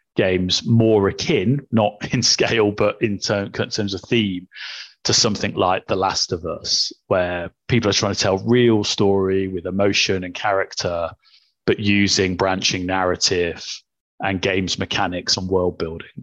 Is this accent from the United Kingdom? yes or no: yes; Coventry, West Midlands, United Kingdom; I was born in Coventry